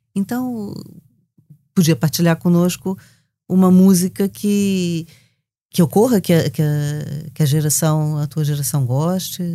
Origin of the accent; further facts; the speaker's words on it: Brazil; accent: Brazilian; como vocês já perceberam pelo meu sotaque